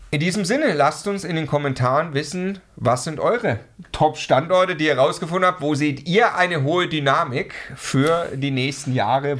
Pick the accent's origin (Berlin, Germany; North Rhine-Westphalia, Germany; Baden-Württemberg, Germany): Baden-Württemberg, Germany; Stuttgart; now in Munich, Germany; Ich komme ursprünglich aus Stuttgart